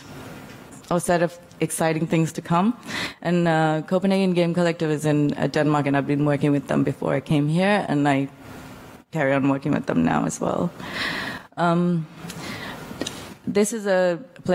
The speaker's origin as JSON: {"language": "English", "town": "Male", "country": "Maldives", "said": "This is where I'm from. I'm from the Maldives, and this is my island, Male."}